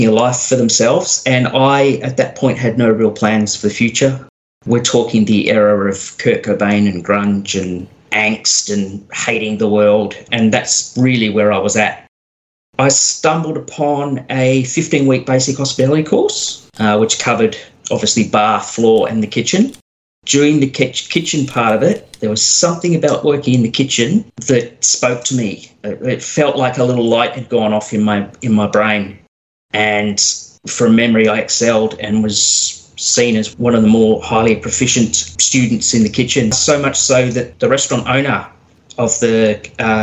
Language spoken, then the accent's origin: English; Geelong, Victoria, Australia; I was born and raised in Geelong